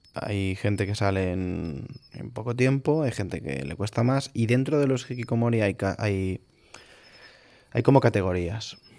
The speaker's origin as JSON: {"language": "Spanish", "region": "Galicia", "country": "Spain", "moved": "yes", "lives_now": "Catalonia, Spain", "said": "soy gallego"}